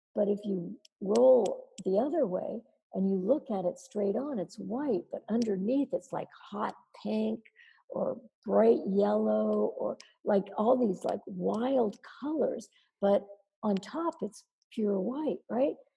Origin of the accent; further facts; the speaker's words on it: Dayton, Ohio, United States; moved away as an adult; now in New York, United States; I'm from Dayton, Ohio